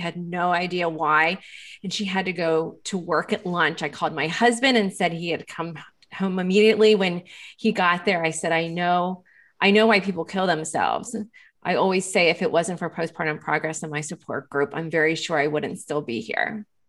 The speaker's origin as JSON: {"language": "English", "town": "Lancaster", "region": "Pennsylvania", "country": "United States", "said": "And actually I'm from Lancaster, Pennsylvania."}